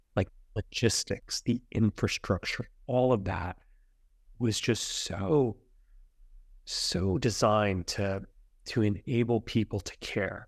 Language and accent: English; central New Jersey, United States; also born or lived in Brooklyn, New York; I was born in Brooklyn, New York, but spent most of my growing up in central New Jersey